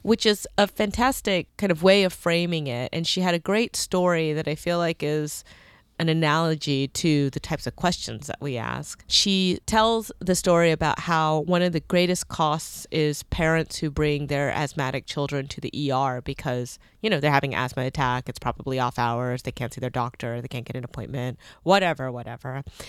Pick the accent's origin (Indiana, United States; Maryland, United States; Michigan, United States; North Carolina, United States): North Carolina, United States; North Carolina. Whoop, whoop. That's my home state.